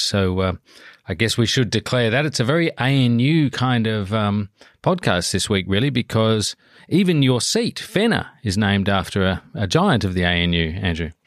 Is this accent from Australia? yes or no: yes; Adelaide, South Australia, Australia; I'm from Adelaide